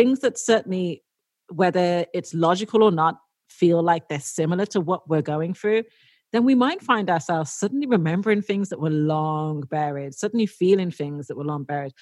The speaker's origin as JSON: {"language": "English", "town": "Dublin", "region": "Leinster", "country": "Ireland", "tie": "born or raised there", "said": "when I was growing up in the 90s, like late 80s and 90s in Dublin"}